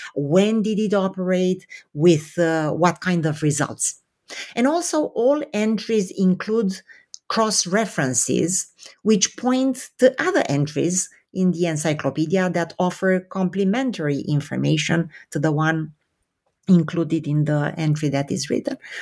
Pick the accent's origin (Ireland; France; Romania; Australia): Romania; moved away; I was born in Romania under communism